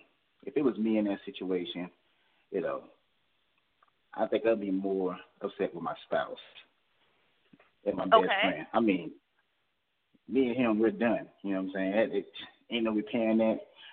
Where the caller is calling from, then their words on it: Georgia, United States; calling from Georgia.